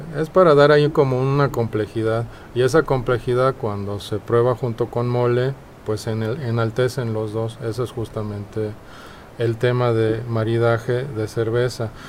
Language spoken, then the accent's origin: Spanish; Mexico City, Mexico; accent: chilango; also born or lived in Denmark; nací en Dinamarca, pero crecí en México